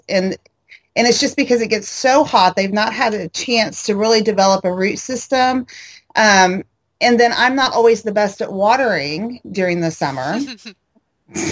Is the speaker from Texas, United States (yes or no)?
yes; Texas, United States; accent: drawl; us Texans, we don't really have an accent